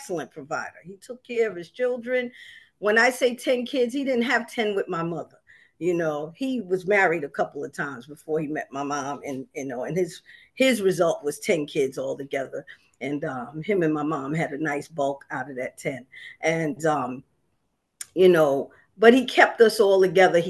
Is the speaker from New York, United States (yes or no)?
yes; New York City, New York, United States; also born or lived in Harlem, New York / Long Island City, Queens; I was raised in South Jamaica, Queens